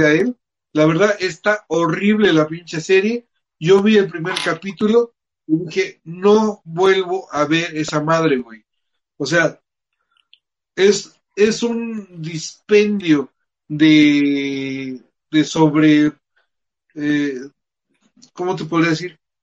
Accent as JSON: {"language": "Spanish", "region": "Mexico City", "country": "Mexico", "said": "de nosotros tres que somos chilangos"}